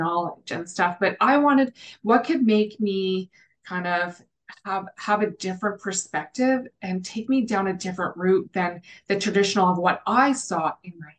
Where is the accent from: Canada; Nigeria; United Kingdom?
Canada; the Prairies; also born or lived in Calgary, Alberta; I'm the Canadian cohort on the team. And I grew up in a small town on the prairies